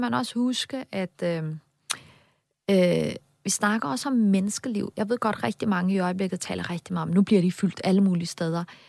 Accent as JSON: {"language": "Danish", "country": "Denmark", "said": "det betyder bare pludselig rigtig meget for mig som dansker"}